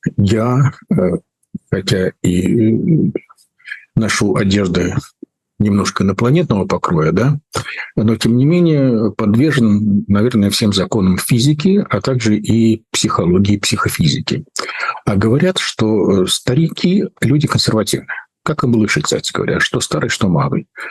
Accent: Prague, Czechia; moved away; мое детство прошло в Праге

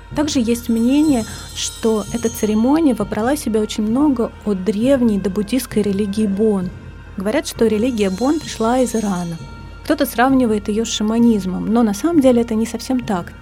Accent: Moscow, Russia; Я выросла в коммуналке на Тверском бульваре

